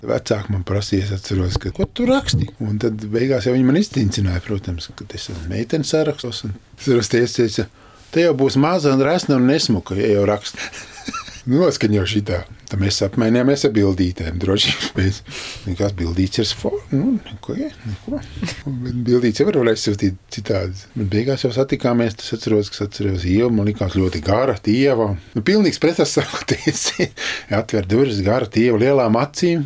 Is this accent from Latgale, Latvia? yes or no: no; Valmiera, Valmiera Municipality, Latvia; also born or lived in Riga; now in Saldus, Latvia; Es kā jau uzaugu Svamierā, tur tomēr teātris